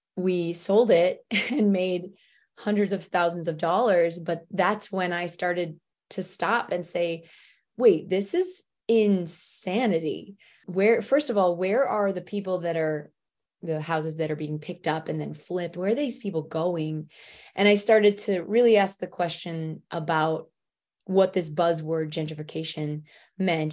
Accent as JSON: {"language": "English", "region": "Michigan", "country": "United States", "also_born_or_lived": "Detroit / New York City / Los Angeles", "moved": "as an adult", "said": "I'm from Michigan, and I went to school in Detroit, and basically became an adult i, in Detroit"}